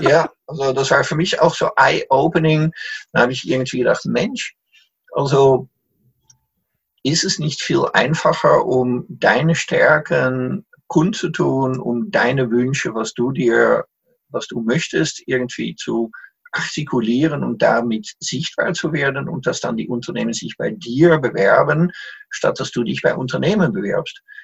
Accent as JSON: {"language": "German", "country": "Netherlands", "also_born_or_lived": "Salzburg, Austria / Munich, Germany", "second_language": "German", "moved": "as an adult", "lives_now": "Emmerich am Rhein, Germany", "said": "bin als Holländer damals in Österreich, hab mich darauf beworben"}